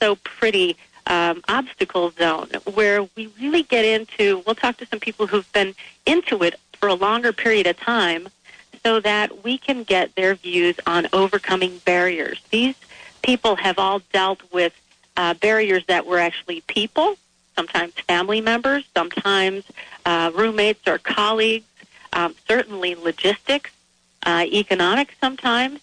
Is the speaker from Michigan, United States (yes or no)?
yes; Michigan, United States; the refined foods I grew up with in Michigan